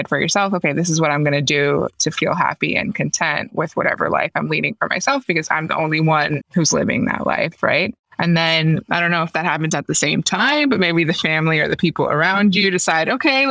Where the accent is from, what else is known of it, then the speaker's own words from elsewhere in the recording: Miami, Florida, United States; I'm from Miami